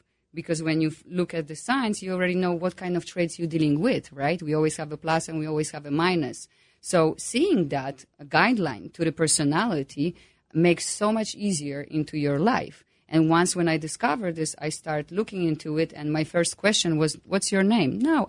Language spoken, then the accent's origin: English; Poland; English is a second language; As you can hear my accent.